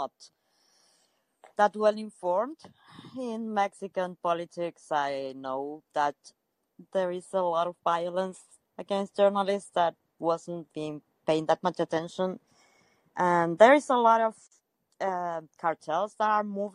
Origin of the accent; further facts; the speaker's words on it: Argentina; I'm from Argentina